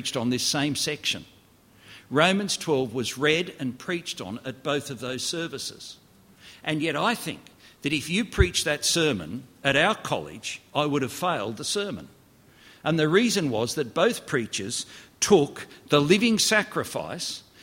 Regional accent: Australia; I grew up in Australia

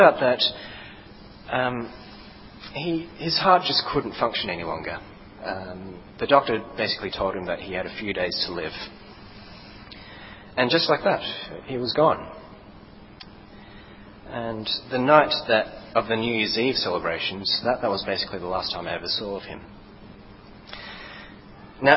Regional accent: Sydney, New South Wales, Australia; moved away; I come from Sydney

